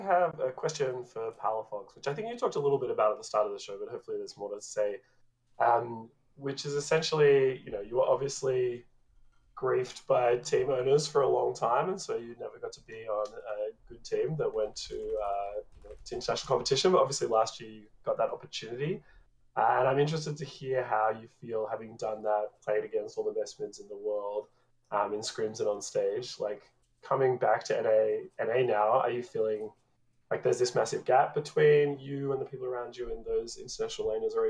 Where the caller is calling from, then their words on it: Sydney, New South Wales, Australia; From Sydney, Australia.